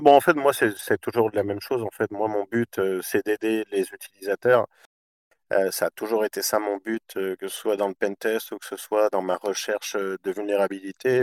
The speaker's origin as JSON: {"language": "French", "region": "Quebec", "country": "Canada", "tie": "born or raised there", "also_born_or_lived": "Australia", "moved": "as an adult", "said": "moi, je suis né au Québec de parents français"}